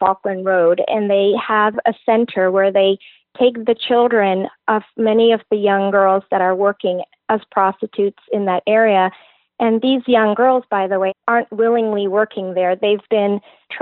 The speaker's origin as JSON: {"language": "English", "country": "Canada", "tie": "born or raised there", "moved": "yes", "said": "I grew up in Canada. My parents are from India. And for me, I grew up in a small town"}